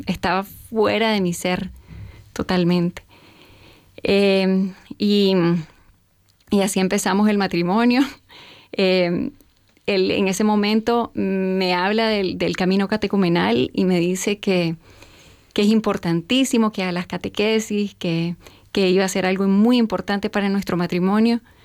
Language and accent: Spanish; Nicaragua; nací y a los tres años comienza la revolución en mi país, en el 79.